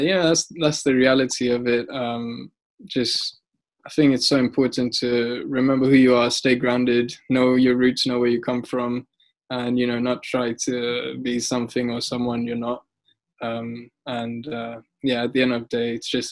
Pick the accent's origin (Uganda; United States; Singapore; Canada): Uganda; moved away; also born or lived in Altrincham / London / Saudi Arabia; I grew up in Uganda, which is not exactly the richest country in the world